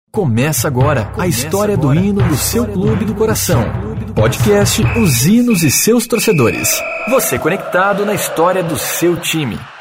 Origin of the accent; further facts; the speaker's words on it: São Paulo, Brazil; eu tenho 21 anos, moro em São Paulo e nasci em São Paulo.